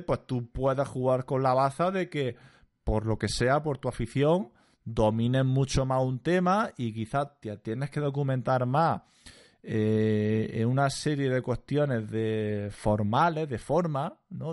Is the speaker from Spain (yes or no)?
yes; Almería, Andalusia, Spain; accent: andaluz; moved away as an adult; also born or lived in Granada / Dublin; yo soy de Almería